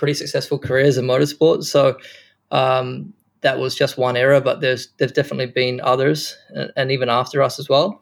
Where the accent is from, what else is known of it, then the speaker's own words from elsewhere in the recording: New Zealand; moved away; also born or lived in Japan; being a Kiwi